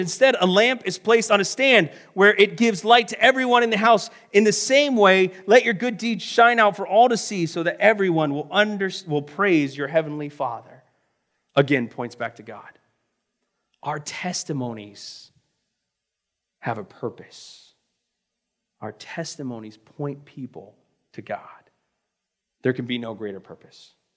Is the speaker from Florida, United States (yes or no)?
yes; Florida, United States; moved away as an adult; also born or lived in Missouri; I'm from Florida